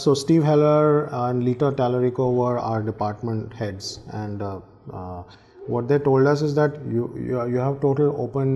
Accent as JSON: {"language": "English", "town": "New Delhi", "region": "Delhi", "country": "India", "also_born_or_lived": "New York", "moved": "as an adult", "said": "I'm from India and eventually I'll go there"}